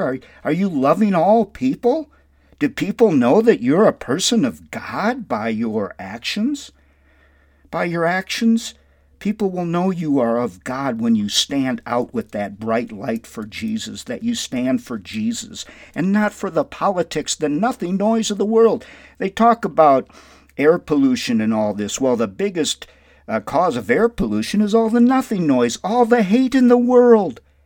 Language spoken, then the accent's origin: English; Windom, Minnesota, United States; My hometown is Wyndham, Minnesota, and I'm so very grateful for my Christian upbringing there in Wyndham